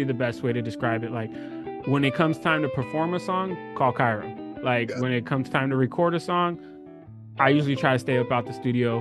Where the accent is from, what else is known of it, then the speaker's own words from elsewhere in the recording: California, United States; I'm born and raised in California